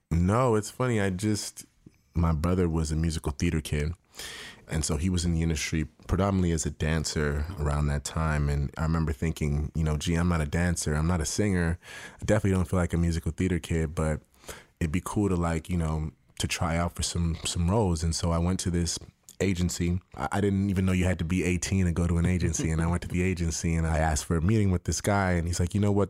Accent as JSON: {"language": "English", "town": "Toronto", "region": "Ontario", "country": "Canada", "tie": "born or raised there", "moved": "as an adult", "said": "I grew up in Toronto"}